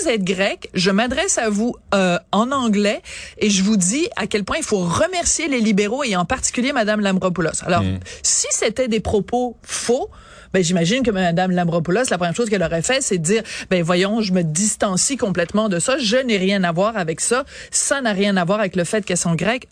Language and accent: French; Quebec, Canada